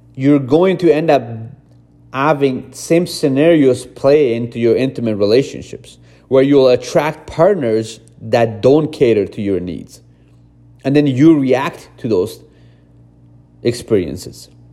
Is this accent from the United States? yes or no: no; Afghanistan; moved away; also born or lived in Iran; I grew up in Afghanistan, I was born in Iran